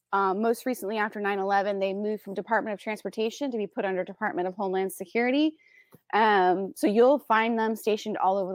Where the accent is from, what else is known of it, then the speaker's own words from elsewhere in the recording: Florida, United States; he got stationed in my hometown of Florida